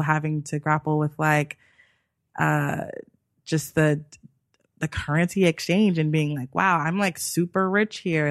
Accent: United States; I am obviously American

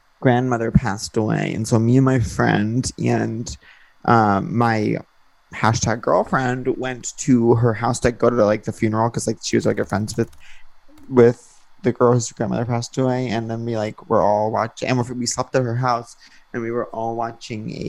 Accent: Long Island, New York, United States; I grew up in Long Island

